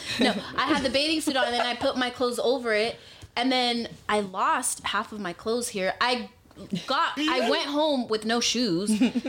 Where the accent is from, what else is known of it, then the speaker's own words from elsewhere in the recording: Compton, California, United States; my mom lives in Compton. I grew up in Compton.